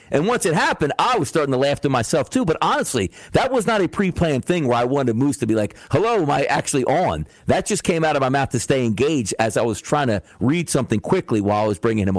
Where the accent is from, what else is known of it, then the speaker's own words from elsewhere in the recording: New Jersey, United States; Like, I grew up in South Jersey.